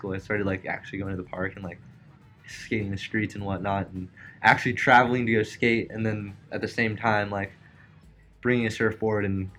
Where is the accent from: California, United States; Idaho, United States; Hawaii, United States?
California, United States; Newport Beach; also born or lived in Costa Mesa; I was born here in Newport Beach, and haven't left since. It's kind of just been like home for me.